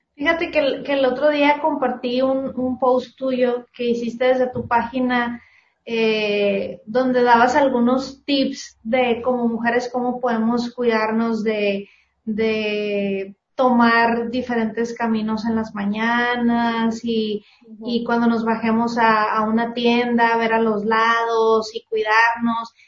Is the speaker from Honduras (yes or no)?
no; San Luis, Mexico; moved away as an adult; now in Mexicali, Mexico; yo soy de San Luis y me vine a vivir hace unos meses para acá, para Mexicali